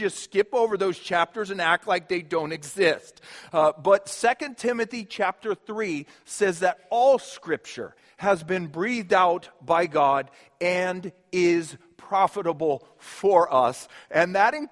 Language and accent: English; Kansas City, United States; moved away as an adult; also born or lived in New York City / Mississippi; now in Minnesota, United States; I grew up in Kansas City, so it was a city, but I had fields around me